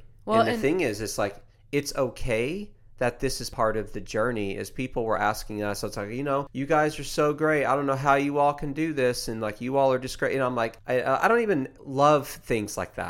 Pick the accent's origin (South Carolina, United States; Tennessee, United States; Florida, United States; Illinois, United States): Tennessee, United States; I've done it since I was a kid. I grew up in East Tennessee.